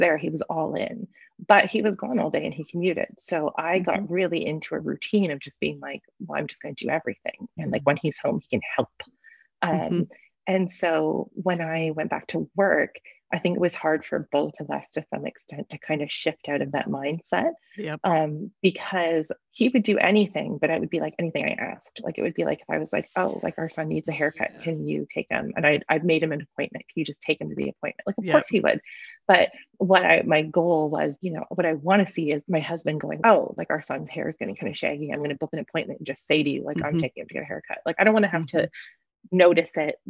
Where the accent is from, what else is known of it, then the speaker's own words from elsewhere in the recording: Canada; life as a Canadian independent author